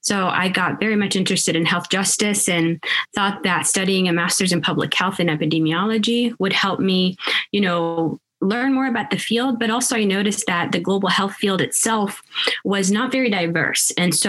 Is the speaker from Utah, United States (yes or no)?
no; Seattle, Washington, United States; also born or lived in Sudan; now in Kansas, United States; I was born in Sudan and moved to the States in 1999. And so, moving from Northeast Africa to Seattle, where I kind of grew up as well, and then to Kansas in 2004